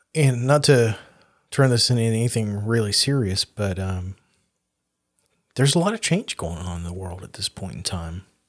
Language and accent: English; the South, United States; growing up in the South as a very aware of who I was, blonde-haired, blue-eyed, white boy